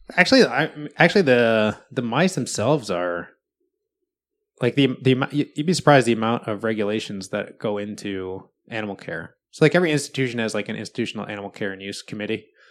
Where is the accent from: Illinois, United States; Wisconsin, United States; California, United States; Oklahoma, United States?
Wisconsin, United States; now in Seattle, United States; I grew up in Wisconsin